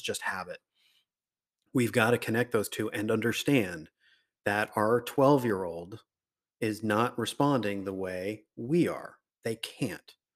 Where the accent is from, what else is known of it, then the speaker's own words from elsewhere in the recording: Riverside, California, United States; I grew up in Riverside